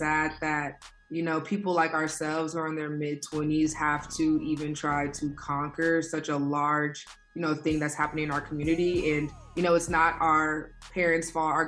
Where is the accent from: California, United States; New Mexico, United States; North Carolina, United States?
California, United States; Inglewood; Born and raised in Inglewood, so that's kind of my relationship to South